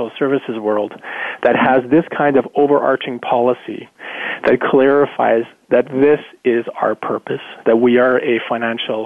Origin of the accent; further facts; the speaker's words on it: rural Manitoba, Canada; also born or lived in South America; I grew up in South America with parents who were involved in community work. And then I grew up in rural Manitoba